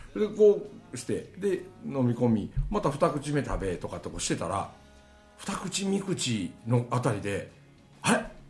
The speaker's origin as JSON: {"language": "Japanese", "region": "Mie", "country": "Japan", "accent": "Kansai dialect", "said": "俺三重県の人間なんよ"}